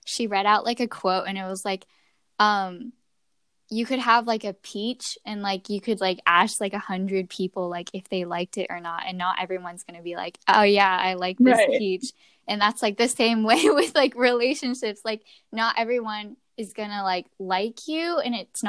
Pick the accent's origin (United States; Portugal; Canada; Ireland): United States; I grew up in America.